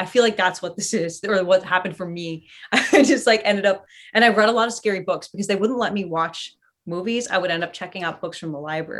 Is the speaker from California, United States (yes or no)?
yes; California, United States; I grew up in Northern California. Where I was most of my life.